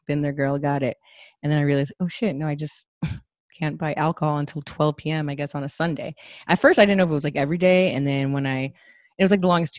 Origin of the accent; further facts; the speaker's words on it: California, United States; I'm from California